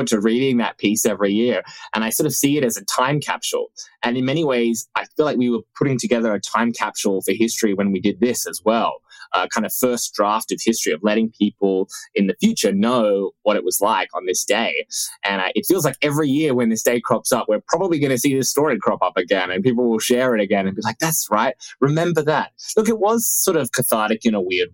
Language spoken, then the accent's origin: English; Australia; moved away; my home country of Australia